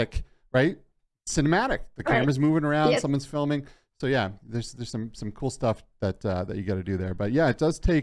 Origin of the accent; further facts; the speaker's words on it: Boston, Massachusetts, United States; moved away; My hometown